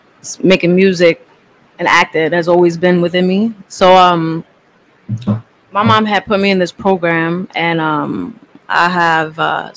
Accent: New York City, New York, United States; I was raised in the Bronx

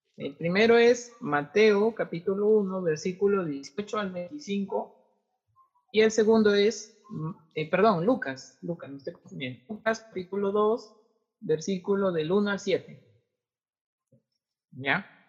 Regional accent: Tumbes, Peru; moved away; vengo de Tumbes, tendría que irme a Tumbes

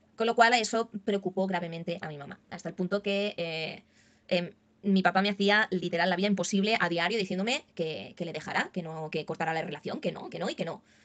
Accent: Barcelona, Catalonia, Spain; yo soy de, aquí de España, de Barcelona

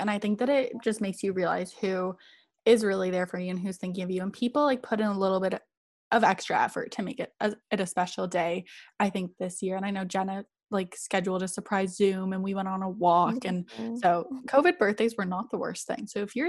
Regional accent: Bulgaria; I, like, because I grew up in Bulgaria, we used to go to Greece every weekend, but I was so young that I don't really remember

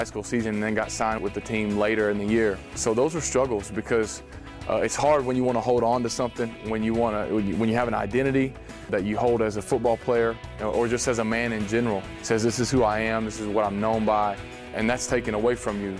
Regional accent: Texas, United States; from Texas

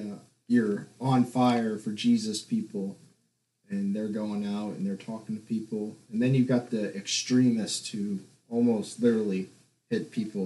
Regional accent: South Carolina, United States; also born or lived in Louisiana; technically from South Carolina, but I lived in Louisiana.

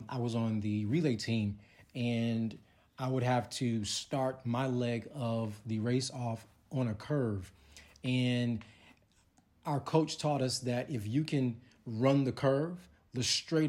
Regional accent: Chicago, Illinois, United States; moved away; also born or lived in Texas; I'm from Chicago

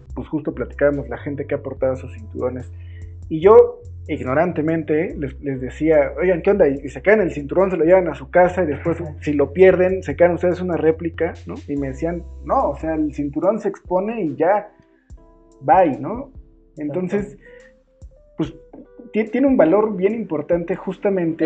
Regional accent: Tulancingo, Hidalgo, Mexico; yo soy de Tulancingo

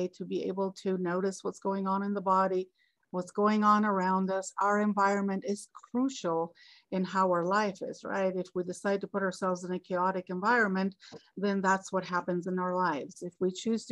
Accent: Greece; now in Colorado, United States; I am originally born and raised in Greece in the warm Mediterranean. So now though I reside in the US in Colorado and I've been here for over 3 decades.

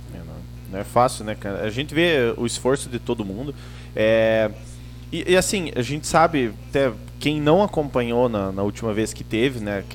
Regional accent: União da Vitória, Paraná, Brazil; a gente é aqui da região, né, do União da Vitória, Porto União ali

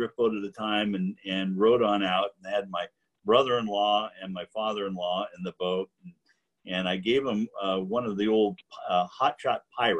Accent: McKenzie River, Oregon, United States; I grew up on the Mackenzie

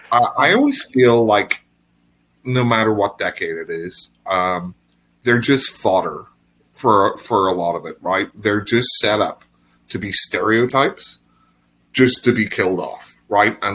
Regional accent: Northern Ireland, United Kingdom; accent: Northern Irish; well, it's my Northern Irish accent.

